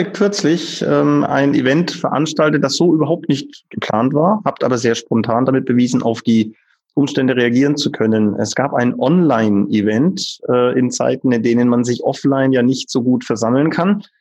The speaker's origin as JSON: {"language": "German", "country": "Germany", "moved": "yes", "lives_now": "China", "said": "es ist wie bei uns in Deutschland."}